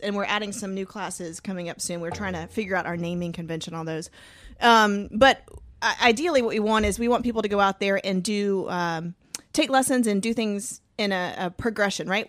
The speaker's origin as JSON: {"language": "English", "region": "Georgia", "country": "United States", "said": "I'm from Georgia"}